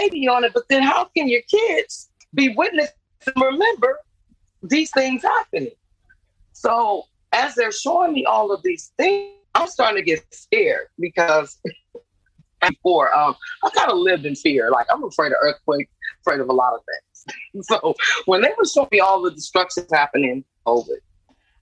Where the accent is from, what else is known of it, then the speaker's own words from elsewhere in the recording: New Orleans, Louisiana, United States; I'm from New Orleans. My family is originate from New Orleans.